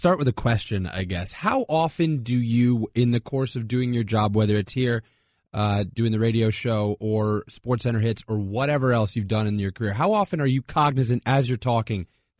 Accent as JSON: {"language": "English", "region": "Connecticut", "country": "United States", "also_born_or_lived": "Vermont", "said": "I'm from Connecticut"}